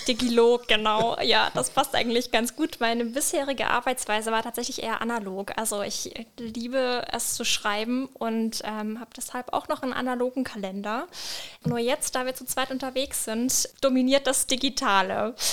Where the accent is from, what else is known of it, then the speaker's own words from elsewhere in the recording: Franconia, Bavaria, Germany; now in Palatinate, Germany; ich komme ursprünglich aus Franken